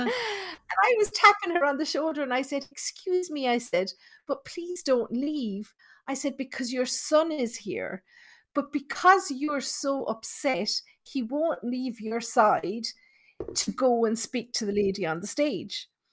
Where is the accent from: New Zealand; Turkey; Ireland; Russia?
Ireland; Thurles, Munster; I'm from Tipperary, and the town where I grew up, it's called Thurles.